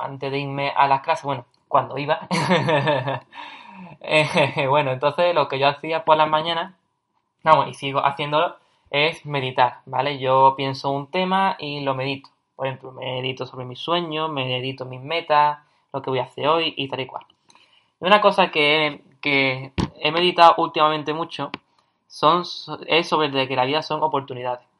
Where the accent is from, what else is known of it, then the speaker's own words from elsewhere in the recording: Cádiz, Andalusia, Spain; yo soy de Cádiz, ¿vale? Es una, ciudad en el sur de España, en Andalucía